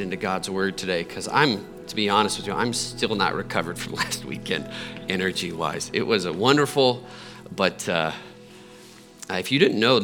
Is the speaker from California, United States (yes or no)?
no; Muncie, Indiana, United States; now in Littleton, United States; I'm from Indiana